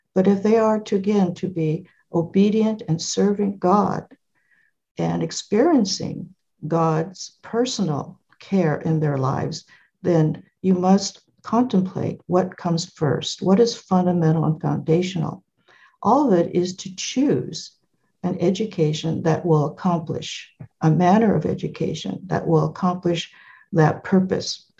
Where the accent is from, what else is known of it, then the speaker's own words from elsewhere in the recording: California, United States; I was born in California